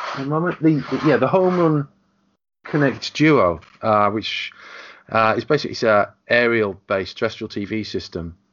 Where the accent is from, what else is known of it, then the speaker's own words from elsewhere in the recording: England, United Kingdom; I'm the Englishman